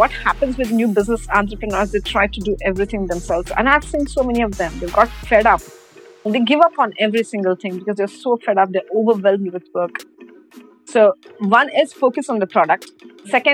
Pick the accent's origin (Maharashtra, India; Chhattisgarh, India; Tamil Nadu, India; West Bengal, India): Maharashtra, India; Mumbai; moved away as an adult; now in Dubai, United Arab Emirates; I'm from Mumbai. So I was hired straight from Mumbai over here. So that's how I came to Dubai